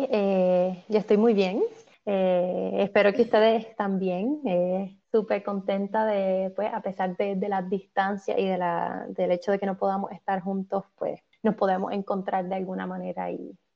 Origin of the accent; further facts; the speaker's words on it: Puerto Rico; moved away as an adult; now in Canada; Porque soy, soy puertorriqueña, llevo ya unos cuantos años en, Canadá